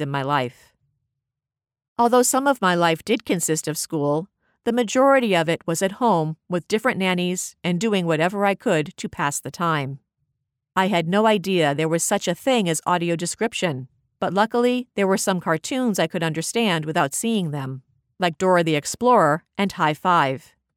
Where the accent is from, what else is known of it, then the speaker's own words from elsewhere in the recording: Abu Dhabi, United Arab Emirates; also born or lived in Dubai; growing up in Abu Dhabi